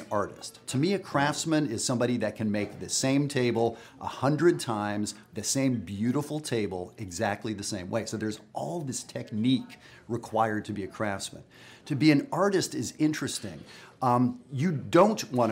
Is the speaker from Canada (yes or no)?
yes; Western Canada, Canada; I'm from Western Canada